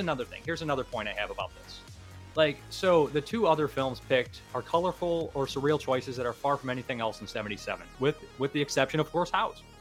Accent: Ohio, United States; I, am from Ohio, that area

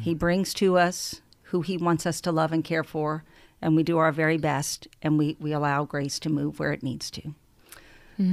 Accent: New Orleans, Louisiana, United States; I hail from New Orleans

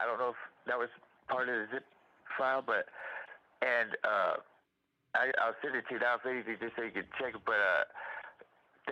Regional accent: Miami, Florida, United States; moved away as an adult; now in Louisville, United States; I was raised in Miami, Florida

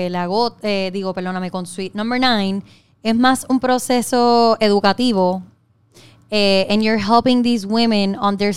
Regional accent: Trujillo Alto, Puerto Rico; Pero soy de Trujillo Alto

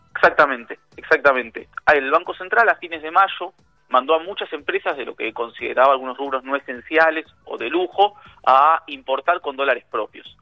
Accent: Argentina; nosotros, los argentinos

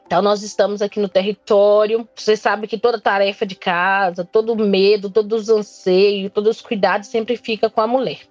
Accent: Barra Longa, Minas Gerais, Brazil; Sou de Barra Longa

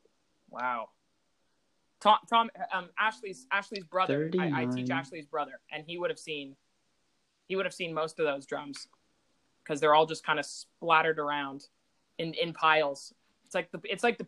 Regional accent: Burlington, Ontario, Canada; it's like my hometown

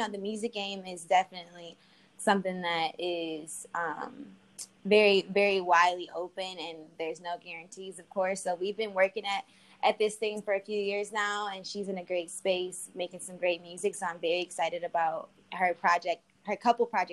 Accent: Detroit, Michigan, United States; moved away as an adult; also born or lived in Arizona / Los Angeles; I'm from Detroit after living in Arizona, going to school in Arizona, living in LA, and I moved back to Detroit

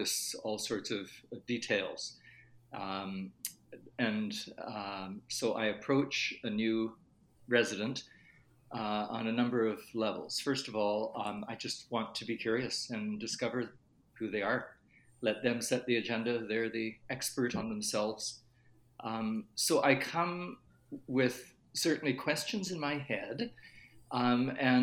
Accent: Canada; I was born in Canada, but I have had a German grandfather

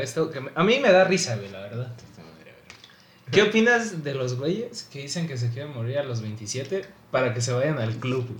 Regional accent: Mexico; nosotros también como mexicanos

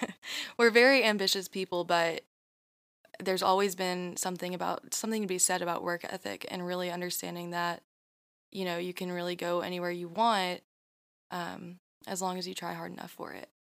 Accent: Fancy Farm, Kentucky, United States; moved away; my hometown

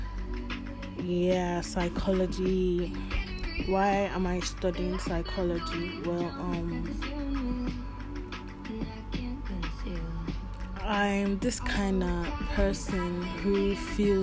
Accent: Delta, Nigeria; now in Lagos, Nigeria; I'm from Delta State. Yeah, Delta

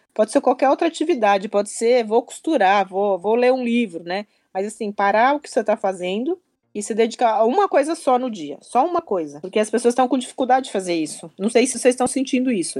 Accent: Brazil; also born or lived in Japan; Eu venho do Brasil

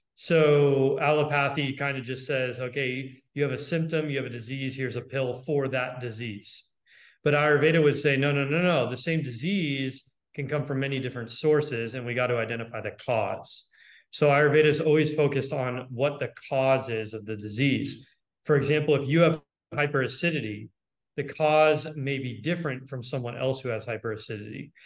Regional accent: Los Angeles, California, United States; I grew up in Los Angeles

